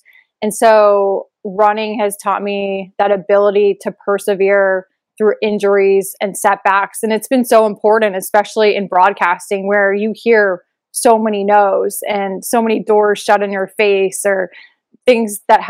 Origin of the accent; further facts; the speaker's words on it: Phoenix, Arizona, United States; also born or lived in New Hampshire; So for 10 years, I was born in New Hampshire, and I grew up for 10 years in New Hampshire. And then when I was 10, we moved to Phoenix.